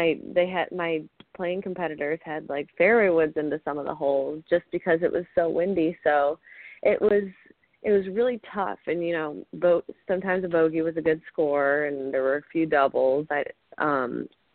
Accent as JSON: {"language": "English", "region": "Ohio", "country": "United States", "tie": "born or raised there", "said": "growing up in Ohio"}